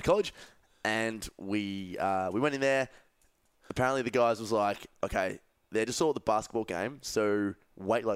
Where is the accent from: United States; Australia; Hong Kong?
Australia; accent: Australian; yeah, I'm a little Aussie